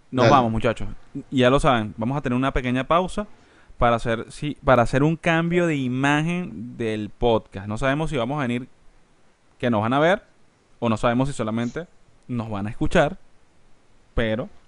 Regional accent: Spain; Soy español.

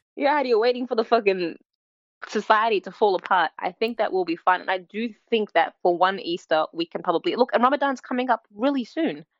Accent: Australia; I'm Australian

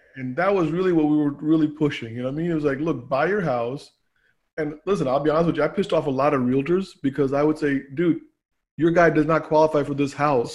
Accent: Annandale, Virginia, United States; born or raised there; also born or lived in Pakistan

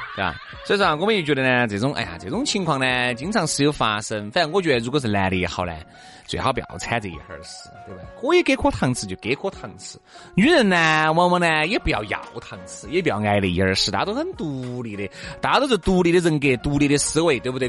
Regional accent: Sichuan, China; 我们四川人民，它就是在这个文化当中轻盈长大的

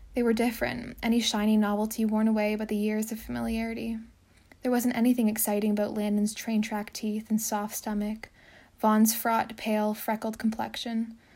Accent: Alliston, Ontario, Canada; I'm from a small town just north of Toronto called Alliston

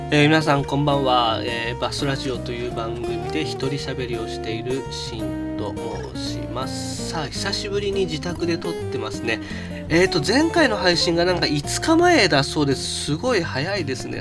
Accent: Chiba, Japan; 僕千葉県出身

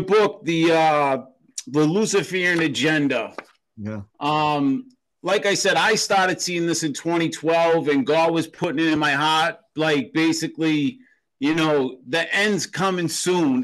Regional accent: Boston, Massachusetts, United States; I grew up in Boston, Massachusetts

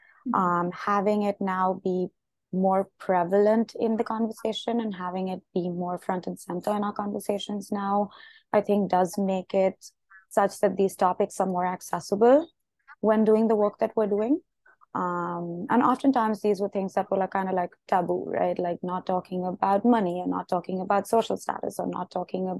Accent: India; moved away as an adult; now in United States; I grew up in India. I've been to boarding school abroad. I'm currently in the US and have been here for a few years

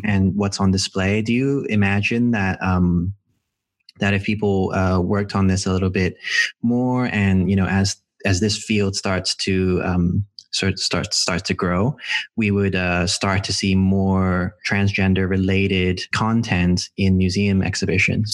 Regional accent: Hong Kong; moved away; I'm from Hong Kong originally, and uh, I'm uh, Filipino Chinese

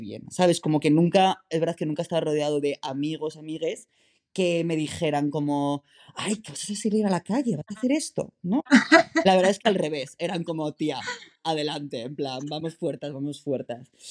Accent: San Sebastián de los Reyes, Community of Madrid, Spain; moved away as an adult; now in Berlin, Germany; soy madrileño, entonces, eh, claro, soy nacido y crecido en Madrid

